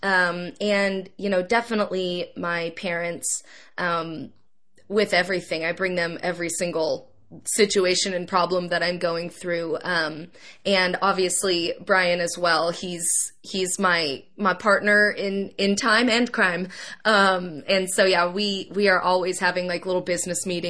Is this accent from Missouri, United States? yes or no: yes; Kansas City, Missouri, United States; my hometown of Kansas City